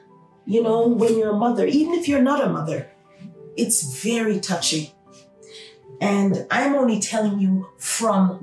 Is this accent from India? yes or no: no; Jamaica; now in Toronto, Canada; my home country, Jamaica